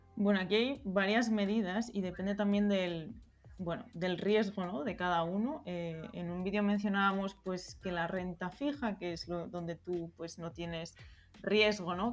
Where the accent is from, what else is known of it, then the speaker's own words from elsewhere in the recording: Spain; moved away as an adult; also born or lived in Berlin, Germany; yo soy española